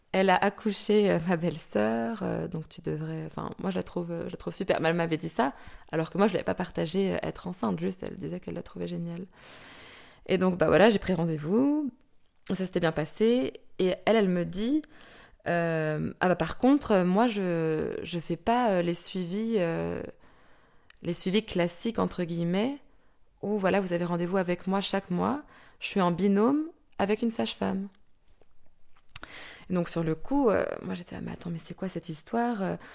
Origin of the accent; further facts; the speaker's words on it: France; moved away as an adult; now in Belgium; j'ai 31 ans, je suis française et ça va faire une dizaine d'années maintenant que je suis en Belgique.